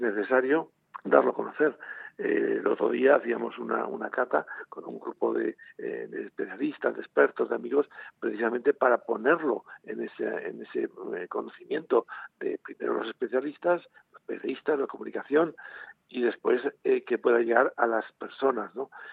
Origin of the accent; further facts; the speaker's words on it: Spain; como español